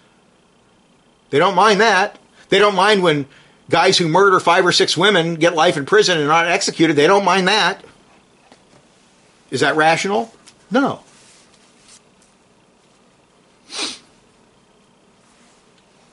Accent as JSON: {"language": "English", "town": "San Jose", "region": "California", "country": "United States", "tie": "born or raised there", "said": "I'm from California"}